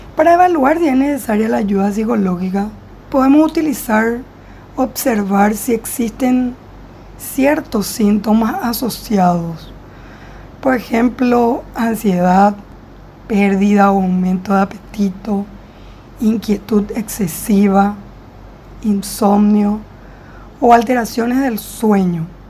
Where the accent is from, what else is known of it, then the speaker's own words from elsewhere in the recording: Paraguay; yo soy de Paraguay